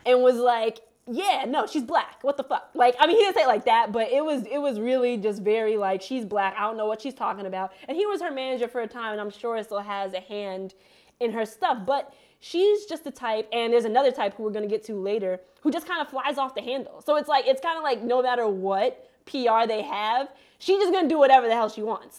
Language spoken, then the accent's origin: English; Montclair, New Jersey, United States; I am from Montclair, New Jersey